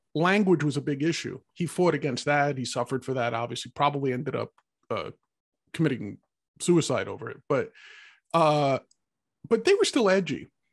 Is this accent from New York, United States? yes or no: yes; New York, United States; being a New Yorker